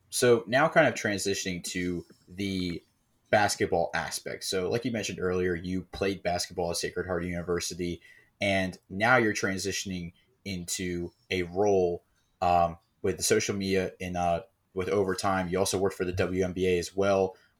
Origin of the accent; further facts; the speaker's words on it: Maryland, United States; we're also from the D M V. We're actually from Maryland